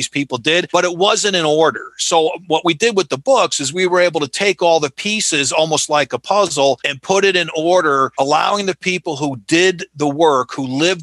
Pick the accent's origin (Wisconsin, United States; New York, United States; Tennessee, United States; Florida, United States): New York, United States; Colonie; moved away; I was born and raised in Albany, New York, a place called Colony